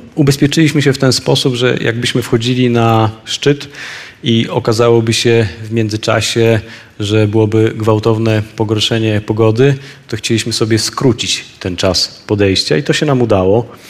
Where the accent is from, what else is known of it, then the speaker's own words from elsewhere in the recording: Poland; z Polski